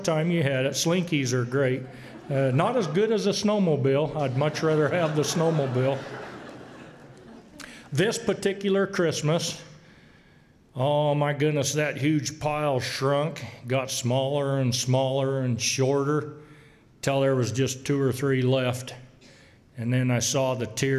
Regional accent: Boise, Idaho, United States; I was born right here in Boise on the North End. I guess that calls me a North Ender.

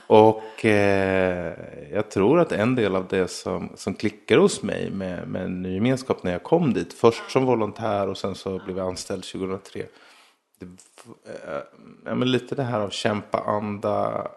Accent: Småland, Sweden; jag växte upp mestadels i Småland

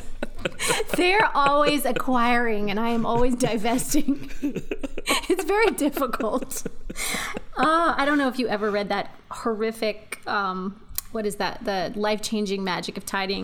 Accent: United States; I'm an American.

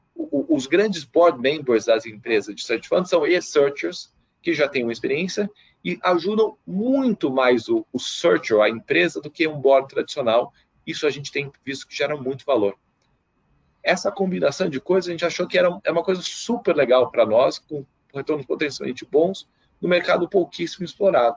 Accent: Brazil; eu como brasileiro

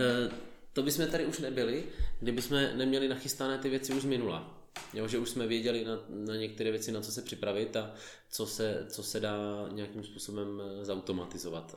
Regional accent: Olomouc, Olomouc Region, Czechia; jsem z Olomouce

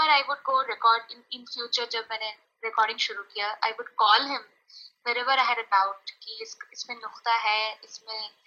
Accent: Rajasthan, India; moved away; also born or lived in Mumbai; मैं राजस्थान में बड़ी, अच्छा। बड़ी हुई हूँ अच्छा पली बड़ी हुई

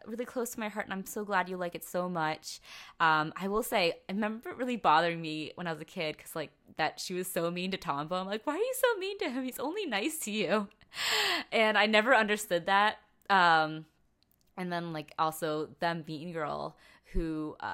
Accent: New York City, New York, United States; I feel bad as a New Yorker.

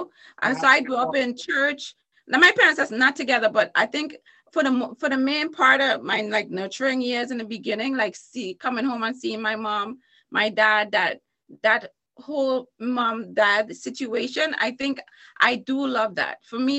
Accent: Trinidad & Tobago; In Trinidad and Tobago.

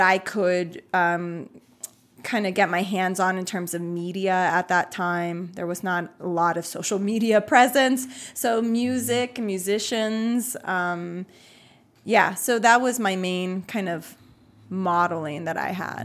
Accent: United States; I was born in the U S, but my family and our, um, kinda ethnic culture is Puerto Rican

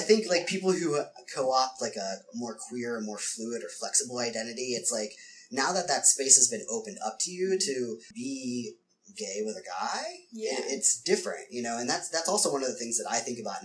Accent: Ohio, United States; now in San Francisco, United States; I came from Ohio

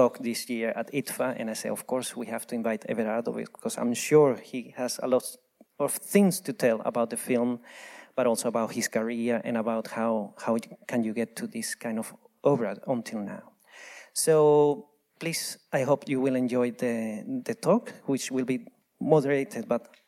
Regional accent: Venezuela; moved away; I'm originally from Venezuela

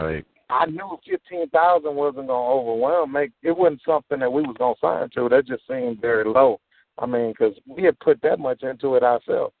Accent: Houston, Texas, United States; I'm from the Southwest

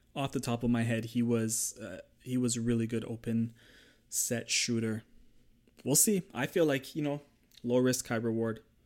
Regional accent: Toronto, Ontario, Canada; I'm from Toronto

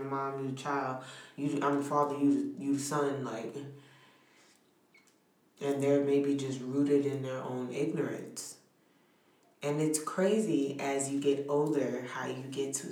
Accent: New York City, New York, United States; I'm from New York City. I'm from Brooklyn

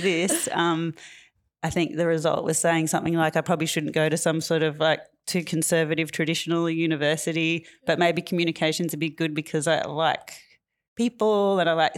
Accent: Tamworth, New South Wales, Australia; moved away as an adult; now in Fitzroy, Australia; I'm from New South Wales. I grew up and was born up on Kilroy Country in the country music capital of Australia.

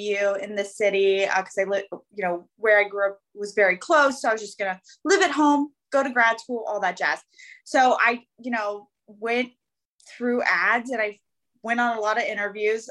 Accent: Northern Virginia, United States; So I've born and raised here in Northern Virginia my whole life.

